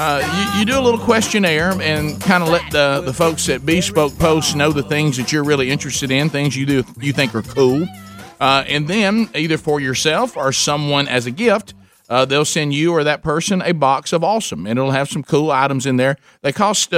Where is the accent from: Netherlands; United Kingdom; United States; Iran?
United States; the South; I'm from the South.